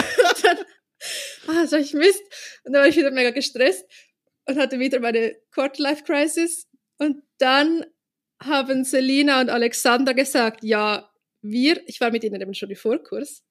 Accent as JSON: {"language": "German", "region": "Zurich", "country": "Switzerland", "said": "in einem Vorbereitungskurs für die Kunsthochschule bei uns in Zürich"}